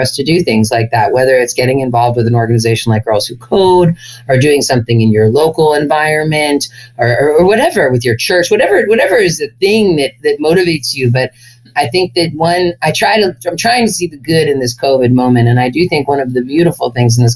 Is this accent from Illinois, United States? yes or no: no; Berkeley, California, United States; as a white, relatively privileged girl growing up in Berkeley, California